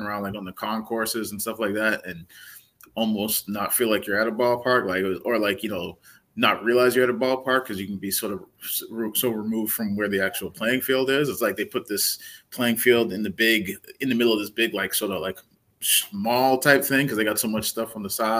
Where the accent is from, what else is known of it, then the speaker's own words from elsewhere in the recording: Massachusetts, United States; moved away; I grew up in Massachusetts